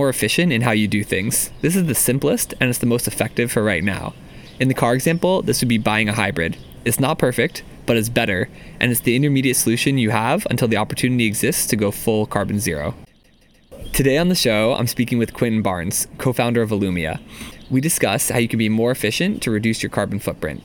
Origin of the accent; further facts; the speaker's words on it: Maryland, United States; now in Seattle, United States; where I grew up in Maryland